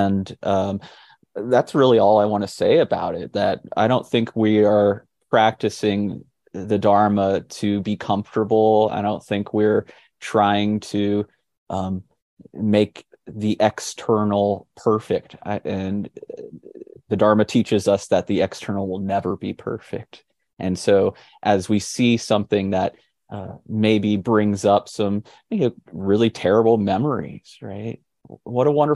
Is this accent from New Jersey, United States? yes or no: no; Fort Walton Beach, Florida, United States; moved away as an adult; now in Nashville, United States; where I was growing up in Fort Walton Beach, Florida